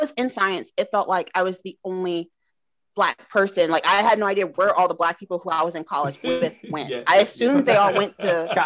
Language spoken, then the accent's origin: English; Georgia, United States; also born or lived in Indiana; I grew up with in Georgia